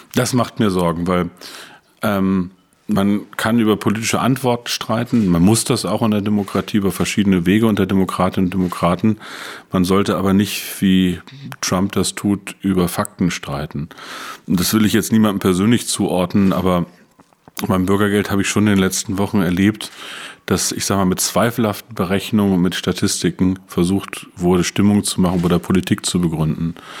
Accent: Peine, Lower Saxony, Germany; moved away as an adult; also born or lived in Brandenburg; Peine ist eine wunderbare Stadt, ist meine Heimatstadt, 50.000 Einwohner, zwischen Braunschweig und Hannover gelegen.

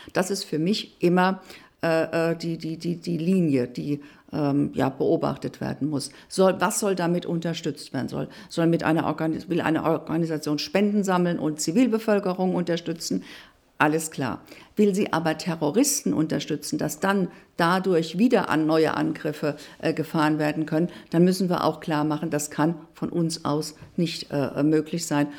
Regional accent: Hesse, Germany; also born or lived in Berlin; bei mir in Hessen, in meinem Heimatland

